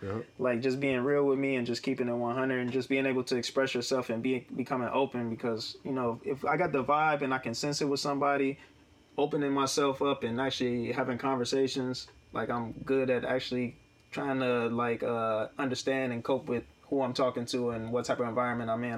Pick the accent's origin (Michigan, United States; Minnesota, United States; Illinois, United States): Illinois, United States; Chicago; born or raised there; moved away